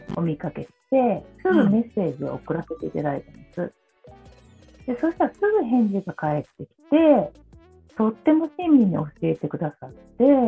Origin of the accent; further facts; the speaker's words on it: Gifu, Japan; 土がないところで生まれて育った